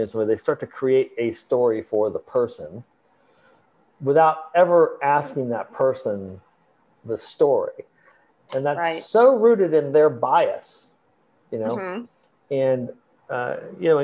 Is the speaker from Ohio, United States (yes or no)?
yes; Columbus, Ohio, United States; I grew up in Columbus, Ohio